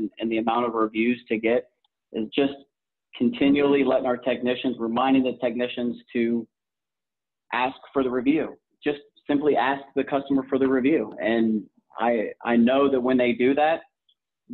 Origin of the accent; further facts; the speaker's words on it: Columbus, Ohio, United States; moved away as an adult; now in Southwest Florida, United States; I'm originally from Columbus, Ohio